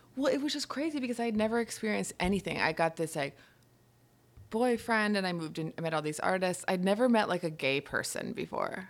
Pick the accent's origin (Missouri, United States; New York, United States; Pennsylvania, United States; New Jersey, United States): New York, United States; Hudson Valley, upstate; moved away as an adult; also born or lived in London; now in New York City, United States; I grew up in upstate New York, in the Hudson Valley.